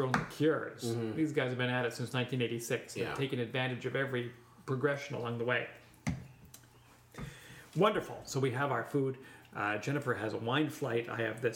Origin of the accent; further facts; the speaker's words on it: Canada; I'm Canadian